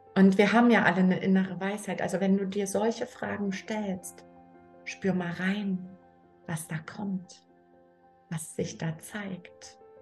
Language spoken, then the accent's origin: German; Germany; ich bin in der DDR groß geworden